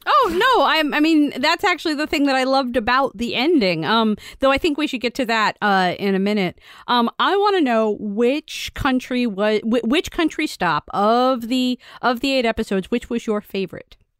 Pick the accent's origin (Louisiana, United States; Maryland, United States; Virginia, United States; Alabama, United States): Virginia, United States; growing up in Virginia